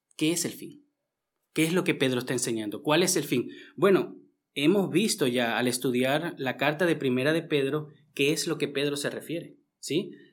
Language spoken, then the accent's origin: Spanish; Venezuela; also born or lived in Austria; now in Vienna, Austria; yo que vengo de Venezuela